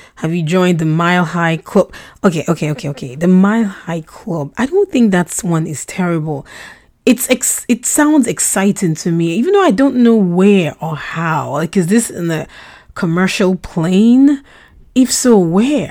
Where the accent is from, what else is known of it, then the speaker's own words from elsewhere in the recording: Nigeria; first language Russian; English is a second language; also born or lived in Russia; we relocated to Nigeria when I was four, and I had to quickly learn how to speak English